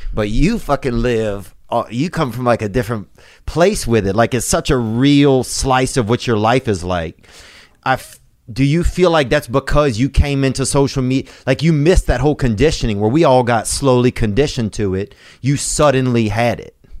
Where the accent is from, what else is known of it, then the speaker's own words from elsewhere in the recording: Louisiana, United States; I grew up in Louisiana